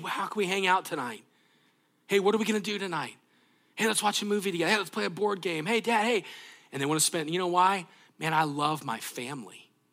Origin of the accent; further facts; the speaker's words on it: United States; being from the United States